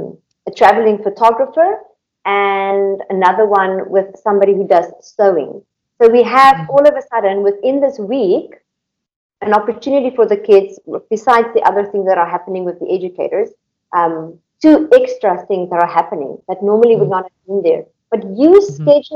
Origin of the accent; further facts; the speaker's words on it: South Africa; moved away; also born or lived in Indonesia; I'm from South Africa, so coming from a third world country